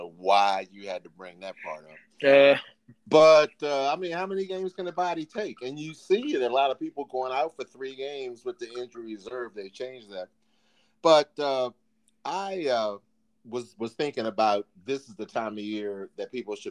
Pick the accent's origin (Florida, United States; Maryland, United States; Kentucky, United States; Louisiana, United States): Maryland, United States; Baltimore; moved away as an adult; also born or lived in Texas; I'm from Baltimore on the East Coast